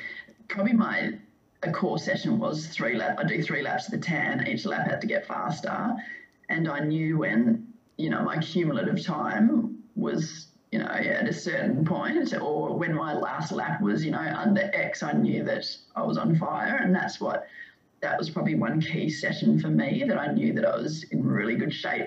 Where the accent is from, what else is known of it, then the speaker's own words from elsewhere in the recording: Perth, Western Australia, Australia; moved away as an adult; also born or lived in Melbourne; growing up in Perth